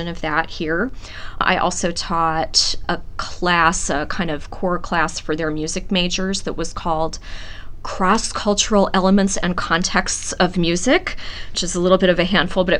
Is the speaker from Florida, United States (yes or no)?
no; Nebraska, United States; moved away as an adult; also born or lived in Virginia / Pennsylvania / Connecticut / Richmond, Indiana; now in Long Beach, United States; grew up in a small rural town. It was a college town. 5,000 is a sizable town in Nebraska